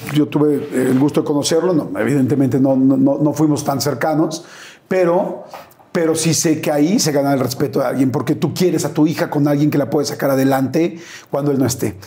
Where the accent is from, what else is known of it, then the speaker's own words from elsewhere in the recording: Mexico; soy mexicano